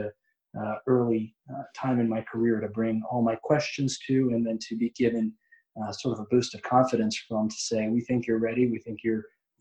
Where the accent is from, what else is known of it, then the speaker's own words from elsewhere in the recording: Montgomery County, Maryland, United States; a position as a public defender in the county that I was born and raised in Montgomery County, Maryland